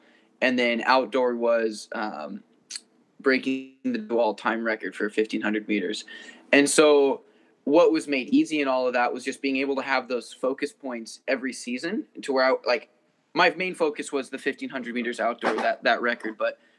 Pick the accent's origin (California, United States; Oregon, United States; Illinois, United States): Oregon, United States; I started out in a super small town, 2A of Oregon. And so, yeah, just Oregon's been my home state since.